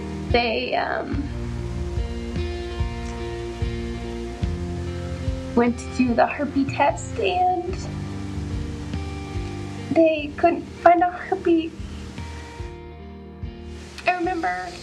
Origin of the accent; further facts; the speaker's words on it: Denver, Colorado, United States; I'm from Denver, Colorado.